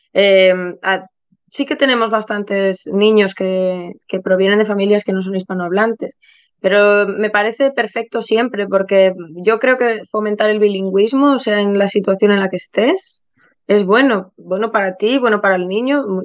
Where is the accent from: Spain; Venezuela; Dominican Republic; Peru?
Spain; Ponferrada, Castile and León; moved away as an adult; now in London, United Kingdom; yo soy eh, una profe eh, de, niños española. Estudié primaria en León, muy cerca de, mi tierra, del Bierzo, de Ponferrada